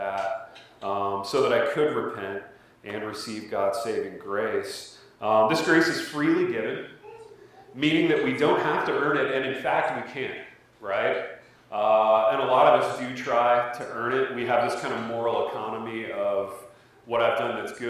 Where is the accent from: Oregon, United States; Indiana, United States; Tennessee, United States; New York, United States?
Indiana, United States; I was from Indiana. I grew up in Corn